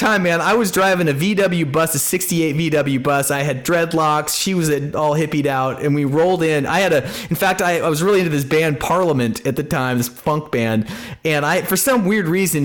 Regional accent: Twin Falls, Idaho, United States; also born or lived in Seattle; now in Nashville, United States; I grew up in Mormon country down there in southern Idaho.

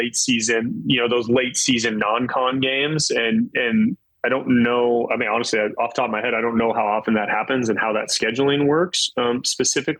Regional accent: Eugene, Oregon, United States; I'm a kid from Eugene, Oregon. I was born and raised in Eugene

